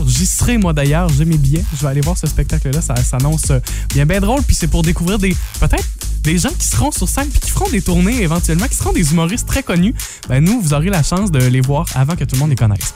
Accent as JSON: {"language": "French", "area": "Matapédia", "region": "Quebec", "country": "Canada", "said": "des gens de chez nous, dans la Matapédia, dans la Matanie"}